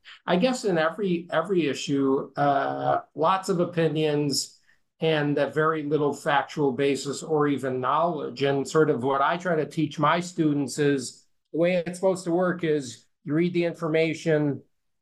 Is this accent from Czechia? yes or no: no; United States; I'm an American